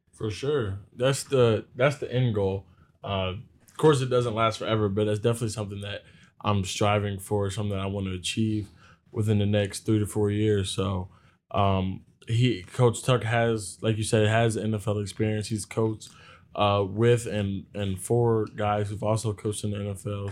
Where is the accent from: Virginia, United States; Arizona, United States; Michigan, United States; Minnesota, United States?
Virginia, United States; moved away as an adult; now in East Lansing, United States; I'm from Virginia